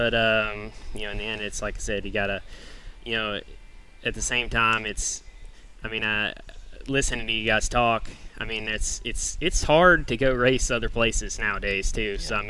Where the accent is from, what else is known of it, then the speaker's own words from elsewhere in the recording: Nashville, Tennessee, United States; moved away; because I grew up racing in Tennessee at Nashville Fairgrounds. That's kind of where I watched races. And then moving out here